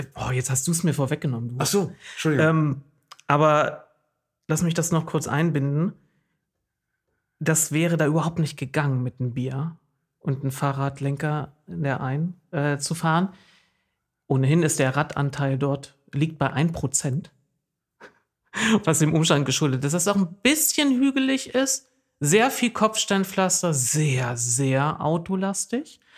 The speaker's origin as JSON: {"language": "German", "region": "East Germany", "country": "Germany", "moved": "yes", "lives_now": "Oldenburg, Germany", "said": "ich komme ja aus dem Osten"}